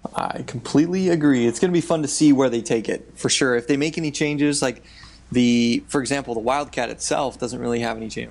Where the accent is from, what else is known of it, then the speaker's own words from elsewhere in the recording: Southern California, United States; we grew up in Southern California